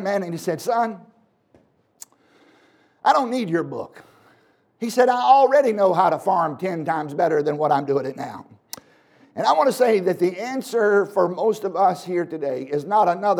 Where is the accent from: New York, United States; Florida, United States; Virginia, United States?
Virginia, United States; I was born in Virginia